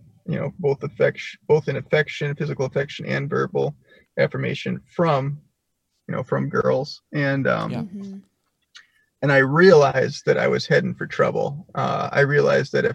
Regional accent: Milwaukee, Wisconsin, United States; I came from Milwaukee, the Milwaukee area in Wisconsin, which is a fairly decent sized metropolitan area

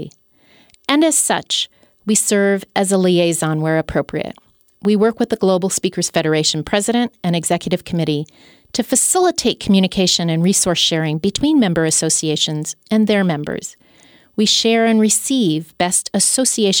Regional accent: United States

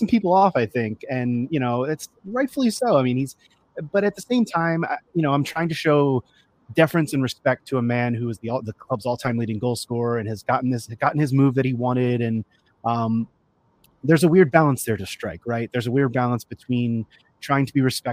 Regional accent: United States; being an American

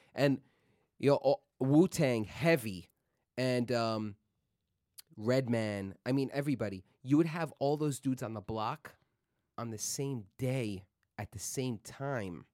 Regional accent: New York City, New York, United States; I was born in Queens, grew up in Queens

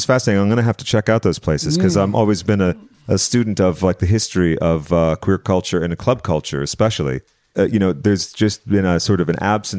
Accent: Massachusetts, United States; I'm from Massachusetts.

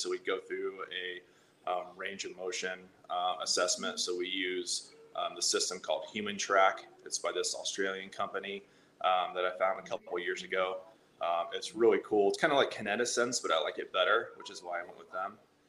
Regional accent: Indiana, United States; Indiana. Yeah, middle of nowhere, one of those small towns you just kind of like keep driving through

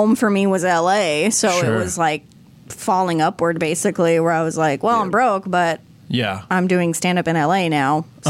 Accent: the Valley, California, United States; also born or lived in Davis; I grew up in the Valley, so it was very different from where I grew up

